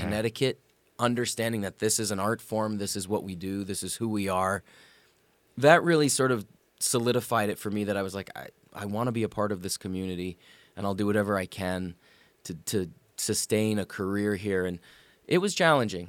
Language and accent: English; Sault Ste. Marie, Ontario, Canada; moved away as an adult; I grew up in probably what is Hockey Town, Canada